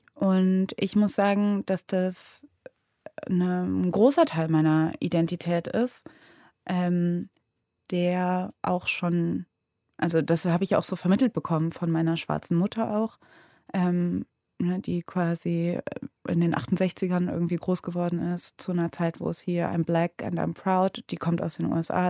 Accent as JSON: {"language": "German", "town": "Cologne", "region": "North Rhine-Westphalia", "country": "Germany", "tie": "born or raised there", "said": "ich bin ja in Köln aufgewachsen"}